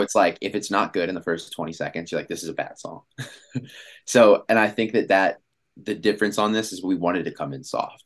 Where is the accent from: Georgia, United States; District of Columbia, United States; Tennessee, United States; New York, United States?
District of Columbia, United States; Washington; moved away as an adult; now in Los Angeles, United States; I'm from Washington, D C